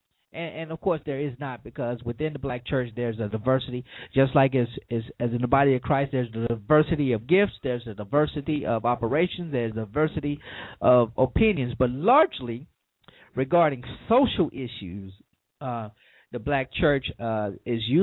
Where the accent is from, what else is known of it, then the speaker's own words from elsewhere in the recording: Louisiana, United States; my home state, Louisiana, which is the prison capital of the world